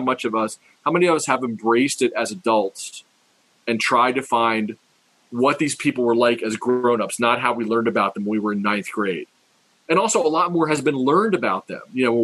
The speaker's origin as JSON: {"language": "English", "town": "Harrisburg", "region": "Pennsylvania", "country": "United States", "tie": "born or raised there", "lives_now": "Philadelphia, United States", "said": "they ended up in Harrisburg, my hometown."}